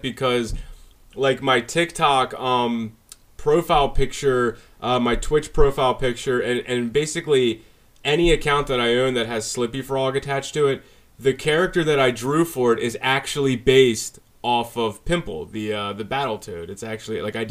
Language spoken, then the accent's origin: English; Baltimore, Maryland, United States; also born or lived in Parkville, Baltimore County, Maryland; now in Carroll County, United States; originally, I grew up in Baltimore. My family, we moved out of Baltimore when I was like 12 or 11 or 12. Then I moved up to Baltimore County in like this little town called Parkville.